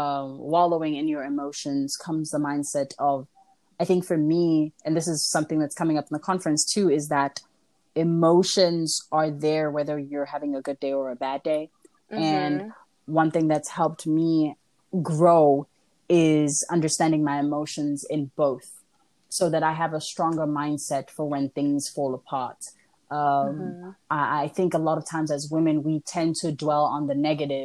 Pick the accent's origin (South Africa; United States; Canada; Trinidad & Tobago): South Africa; also born or lived in Nigeria / Kenya; I am not South African, for those asking. I am Congolese. I was just raised in South Africa, Nigeria, Kenya, and a bunch of different places that I grew up